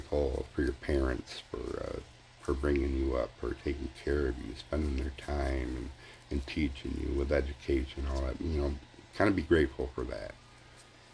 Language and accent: English; United States; being American